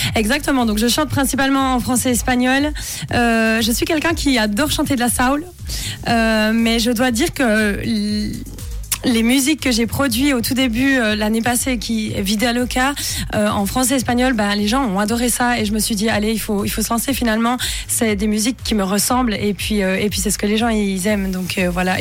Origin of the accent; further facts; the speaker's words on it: Bonfol, Jura, Switzerland; moved away; also born or lived in Moutier; Je suis originaire de Bonfol, qui est dans le Jura, mais je suis né à Moutier